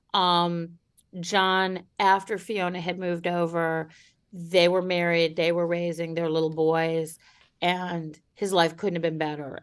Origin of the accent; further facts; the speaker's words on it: Cleveland, Ohio, United States; the Cleveland Plain Dealer, my hometown paper